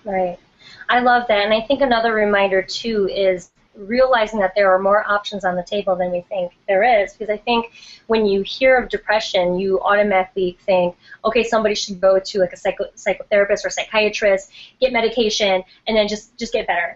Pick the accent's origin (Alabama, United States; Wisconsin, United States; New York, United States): Wisconsin, United States; Milwaukee; moved away; my hometown of Milwaukee, Wisconsin